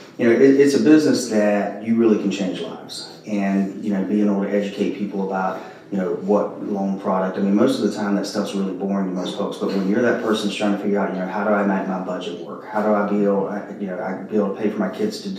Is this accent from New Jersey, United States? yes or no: no; Spartanburg, South Carolina, United States; also born or lived in Greenville, South Carolina; now in Summerville, United States; I'm an upstate South Carolina guy, so I grew up in Spartanburg and Greenville